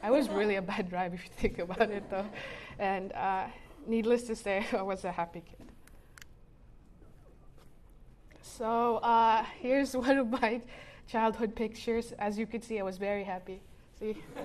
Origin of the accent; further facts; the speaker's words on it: Cagayan de Oro, Northern Mindanao, Philippines; I was born and raised in Cagayan de Oro City in the Philippines.